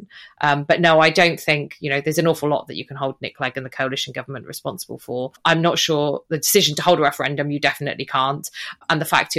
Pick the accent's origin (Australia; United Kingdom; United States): United Kingdom; Wales; I'm Welsh